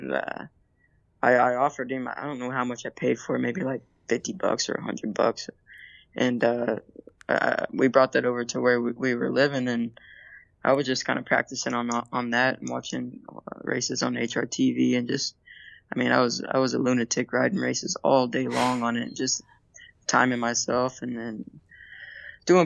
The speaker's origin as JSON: {"language": "English", "town": "Hot Springs", "region": "Arkansas", "country": "United States", "tie": "born or raised there", "said": "I grew up in Hot Springs, Arkansas"}